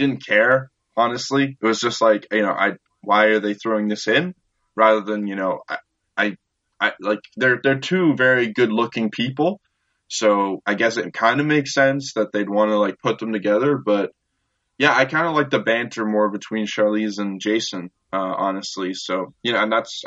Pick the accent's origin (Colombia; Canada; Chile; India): Canada; I'm Canadian